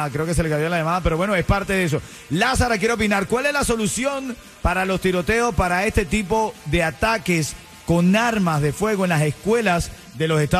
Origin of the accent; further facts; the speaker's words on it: Cuba; Soy cubano, hermano, yo los escucho.